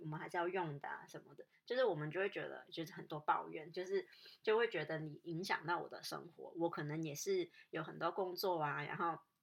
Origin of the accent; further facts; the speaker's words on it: Hong Kong; moved away; 我香港人也是比，就是比较，我，我自己也是比较怕生啊